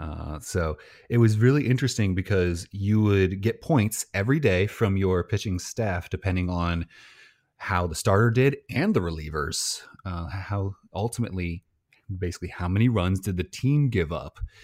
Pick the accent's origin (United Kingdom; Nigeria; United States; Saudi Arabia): United States; Illinois; I'm from Illinois